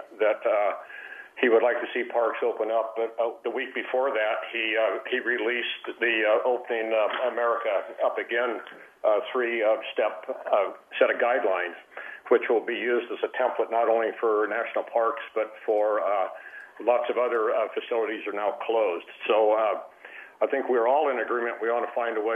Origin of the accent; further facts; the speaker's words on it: Evanston, Wyoming, United States; I grew up in Evanston, Wyoming